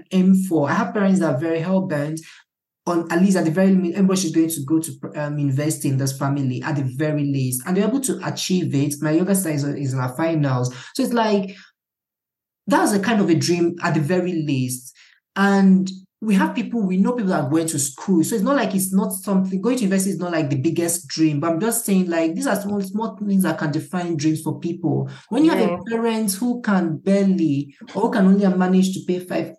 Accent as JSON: {"language": "English", "town": "Awka", "region": "Anambra", "country": "Nigeria", "tie": "born or raised there", "said": "I grew up in Akka"}